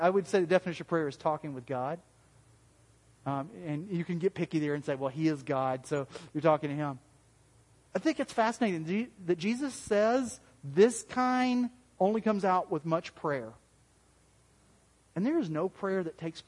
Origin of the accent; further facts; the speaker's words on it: the South, United States; accent: southern; my southern accent